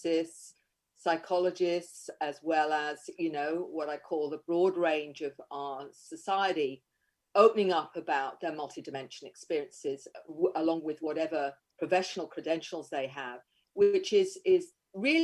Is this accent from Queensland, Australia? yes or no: yes; Queensland, Australia; Australia, Queensland.